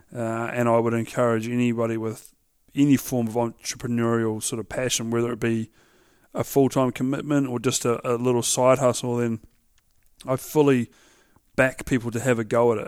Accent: Central Otago, New Zealand; I grew up in Alak, so for those that don't know, Alaks and Cromwell are Central, Central Otago

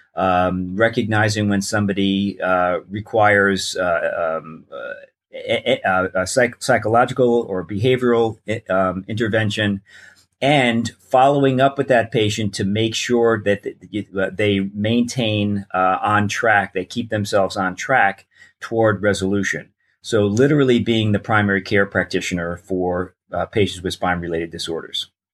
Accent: New York, United States; moved away as an adult; also born or lived in Newport Beach, California; I grew up in New York

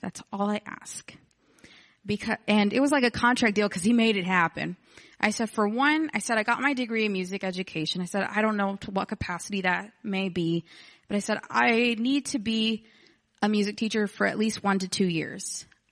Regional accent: Texas City, Texas, United States; I'm from Texas City, which is like fifteen minutes from here

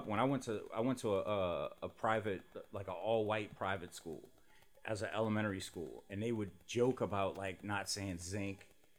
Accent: New Orleans, Louisiana, United States; growing up here

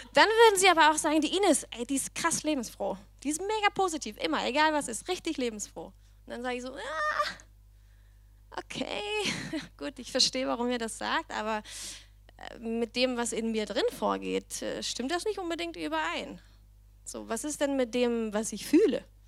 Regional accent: Denmark; accent: Danish; German is a second language; moved away as an adult; also born or lived in Berlin, Germany; now in Germany; ich komme aber aus Dänemark

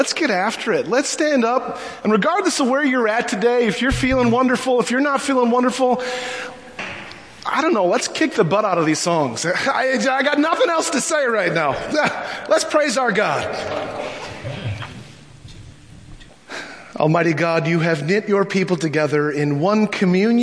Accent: Minnesota, United States; I'm so Minnesotan

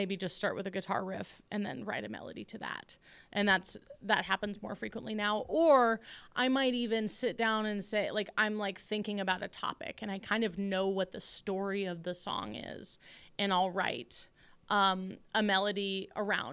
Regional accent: the Northwest, Pacific Northwest, United States; I'm still really happy that I'm from the Northwest. I love being home

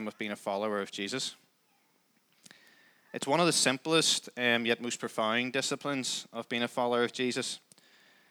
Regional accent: Crossgar, Northern Ireland, United Kingdom; also born or lived in Downpatrick; We live just out the road in Crossgar. So I grew up there, always lived there

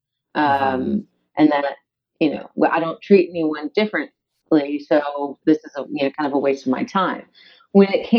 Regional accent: Chesterfield, Virginia, United States; I grew up in Chesterfield, which isn't any different than Hanover

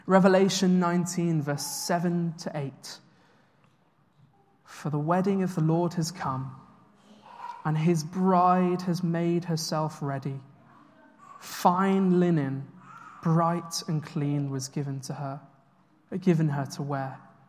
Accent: United Kingdom; So I worked out recently that I've moved 11 times in my life. I'm quite a British nomad

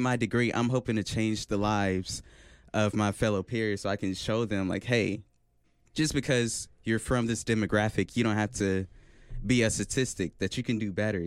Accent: Oklahoma City, Oklahoma, United States; I'm from Oklahoma City, Oklahoma, and uh, I go to UCO

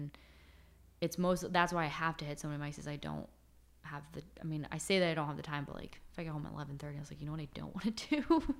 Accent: East Coast, United States; I'm going to go to LA, or I'm going to go to like an in-between city, but I'm from the East Coast.

